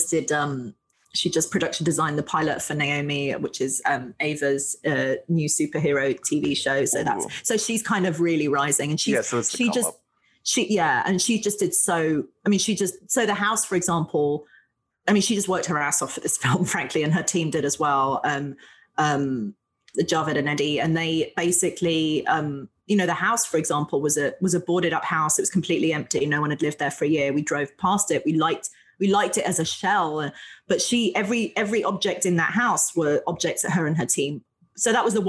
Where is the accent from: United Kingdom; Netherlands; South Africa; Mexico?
United Kingdom; London; moved away; I was born in London, in England